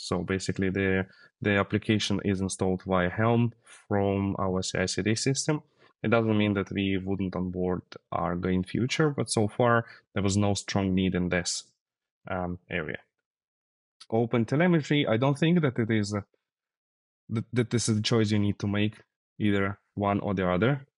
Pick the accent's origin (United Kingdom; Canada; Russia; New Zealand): Russia; Siberia; Yeah, originally I'm from Siberia, from Russia